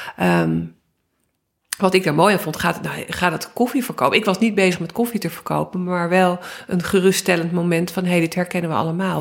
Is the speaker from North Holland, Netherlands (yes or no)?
yes; Amsterdam, North Holland, Netherlands; ik ben opgegroeid in Amsterdam